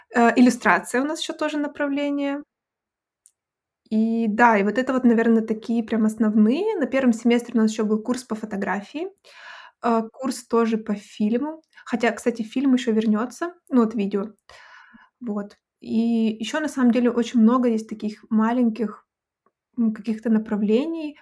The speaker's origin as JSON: {"language": "Russian", "town": "Abakan", "region": "Khakassia", "country": "Russia", "also_born_or_lived": "Saint Petersburg", "moved": "as an adult", "lives_now": "Hanover, Germany", "said": "сама из России, из небольшого города, я сейчас скажу, но я всегда предупреждаю, вы, наверное, не знаете о таком городе, город Абакан"}